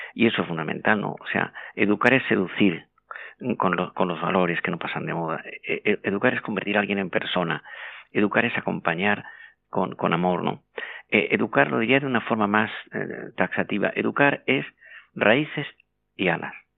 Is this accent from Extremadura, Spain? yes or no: no; Andalusia, Spain; moved away as an adult; now in Madrid, Spain; yo soy andaluz, aunque llevo media vida en, Madrid